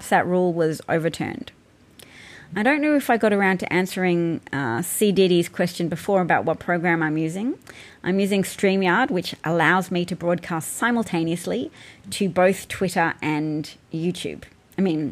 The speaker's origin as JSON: {"language": "English", "country": "Australia"}